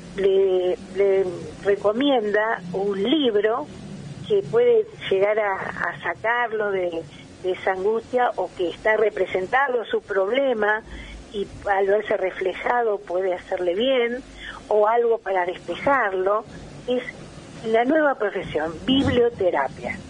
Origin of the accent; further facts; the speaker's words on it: Argentina; como argentino